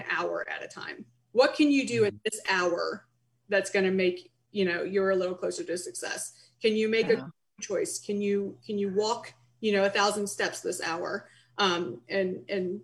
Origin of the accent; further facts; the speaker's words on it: Canton, Ohio, United States; moved away as an adult; also born or lived in Columbus, Ohio / Pittsburgh, Pennsylvania; now in Bridgeport, United States; I was born in Canton, Ohio. I attended Capital University in Columbus, Ohio.